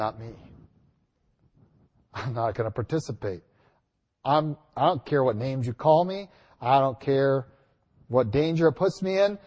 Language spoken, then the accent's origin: English; United States; I'm not even American